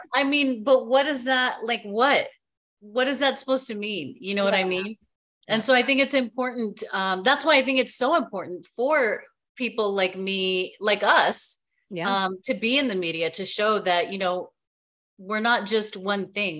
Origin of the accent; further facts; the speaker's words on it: El Paso, Texas, United States; growing up in El Paso, where, you know, 80% of the people there are Hispanic, Spanish speaking, Latinos.